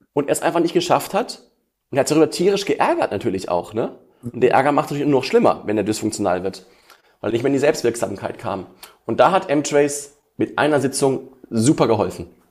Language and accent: German; Essen, North Rhine-Westphalia, Germany; ich komme aus Essen